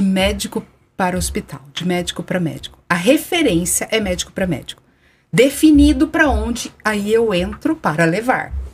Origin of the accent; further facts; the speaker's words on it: Araraquara, São Paulo, Brazil; eu sou nascida em Araraquara